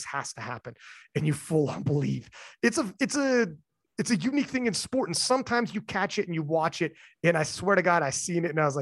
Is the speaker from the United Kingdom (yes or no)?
no; Canada; I'm Canadian